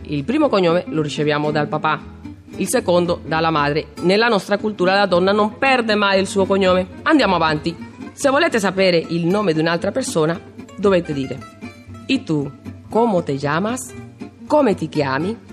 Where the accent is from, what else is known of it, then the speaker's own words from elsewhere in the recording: Caracas, Capital District, Venezuela; sono di Caracas, Caracas sì, la capitale del Venezuela.